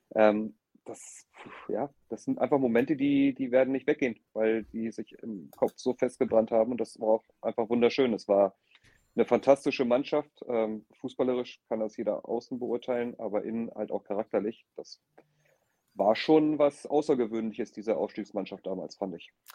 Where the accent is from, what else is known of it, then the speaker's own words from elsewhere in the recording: the North, Northern Germany, Germany; moved away as an adult; now in Nuremberg, Germany; ich natürlich im Norden geboren bin und mein ganzes Leben im Norden gelebt habe